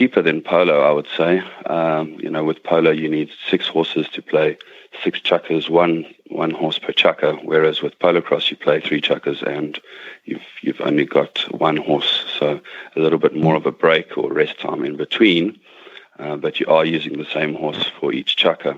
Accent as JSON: {"language": "English", "country": "South Africa", "tie": "born or raised there", "moved": "yes", "said": "I was born in South Africa, but my father is Mauritian."}